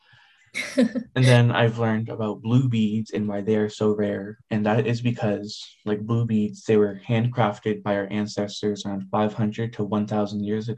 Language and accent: English; Idaho, United States; I was born in Idaho.